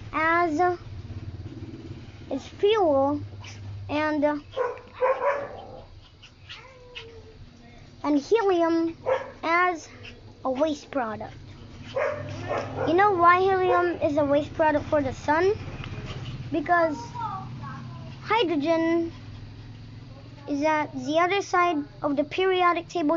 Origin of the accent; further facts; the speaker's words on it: Philippines; English is a second language; I'm in the Philippines. Yeah. I'm not American. I was born here in the Philippines